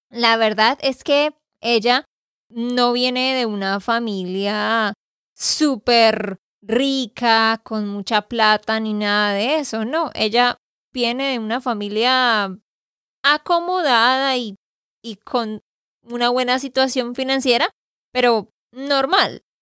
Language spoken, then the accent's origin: Spanish; Barranquilla, Atlántico, Colombia; born there; Yo nací en Barranquilla, Colombia también